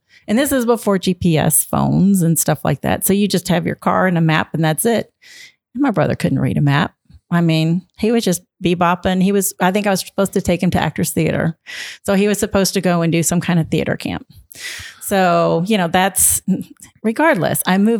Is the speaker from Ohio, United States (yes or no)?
no; Jeffersonville, Indiana, United States; moved away as an adult; also born or lived in Nashville, Tennessee; moved from Nashville, where we had lived for 17 years. Back here, my parents lived in Jeffersonville. I grew up in Jeffersonville